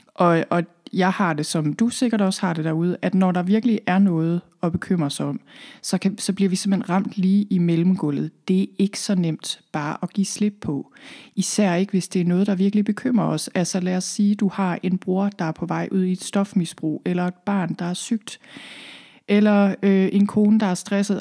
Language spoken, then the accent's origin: Danish; Thy, North Denmark Region, Denmark; moved away as an adult; also born or lived in Copenhagen / London; Jeg er oprindeligt her fra Thy, hvor jeg sidder lige nu